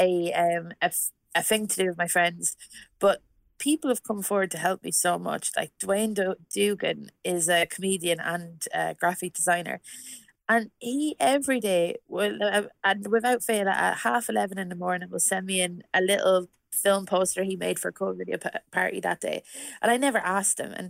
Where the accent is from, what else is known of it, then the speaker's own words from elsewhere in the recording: Westmeath, Ireland; moved away as an adult; now in London, United Kingdom; I'm living in London at the moment. But because I moved from Ireland maybe like last year